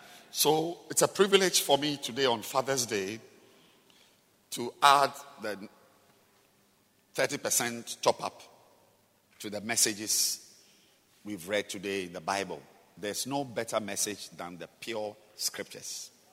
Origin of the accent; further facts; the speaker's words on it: Singapore; So seriously, here, I mean, I'm just from Singapore.